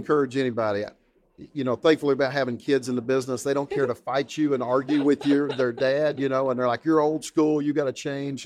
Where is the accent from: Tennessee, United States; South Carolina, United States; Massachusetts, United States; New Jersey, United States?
Tennessee, United States; East; to East Tennessee, back to my hometown